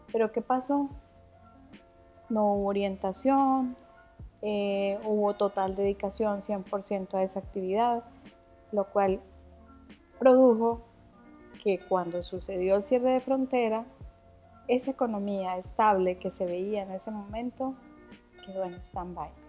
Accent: Venezuela; moved away as an adult; hubo un cambio, me vine de Venezuela, ahora qué hago

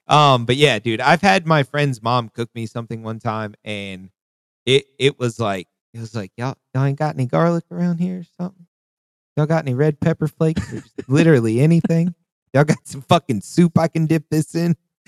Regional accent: the South, United States; But, like, you got to think that growing up in the South, the North was always richer than the South.

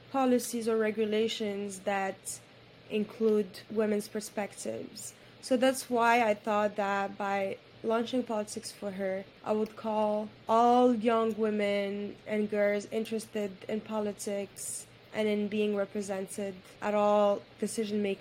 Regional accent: Morocco; I was raised in Morocco by a single mom

